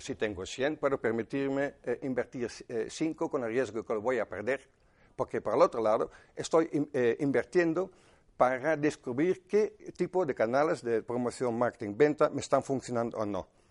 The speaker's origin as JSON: {"language": "Spanish", "country": "Netherlands", "second_language": "Spanish", "moved": "yes", "said": "Soy holandés, de 57 años"}